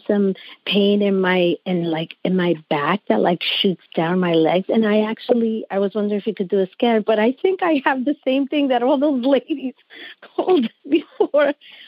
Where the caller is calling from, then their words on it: Old Bridge, New Jersey, United States; I'm calling from Old Bridge, New Jersey.